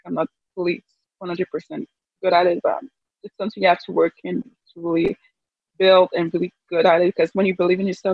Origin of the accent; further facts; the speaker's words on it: Canada; I'm from Canada